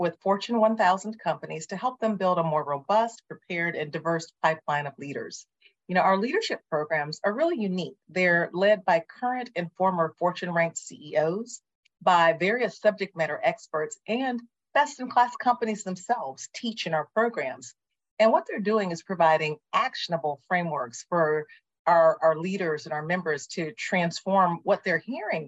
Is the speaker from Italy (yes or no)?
no; Flint, Michigan, United States; I'm from Flint, Michigan, the birthplace of General Motors.